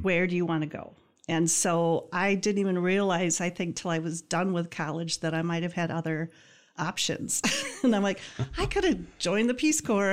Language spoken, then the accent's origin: English; Greenville, Michigan, United States; I grew up in Greenville